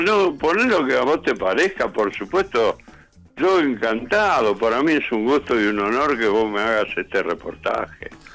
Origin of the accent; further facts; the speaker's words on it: Buenos Aires, Argentina; also born or lived in Berazategui, Buenos Aires Province; yo nací en Capital, en el barrio de Coglan, y después viví en el barrio de Flores